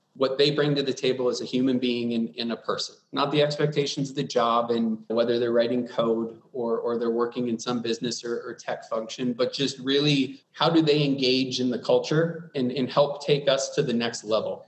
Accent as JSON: {"language": "English", "region": "Wisconsin", "country": "United States", "moved": "yes", "lives_now": "Arizona, United States", "said": "I'm from Wisconsin initially. Everyone is pretty nice and, and wired to show you that Midwestern hospitality"}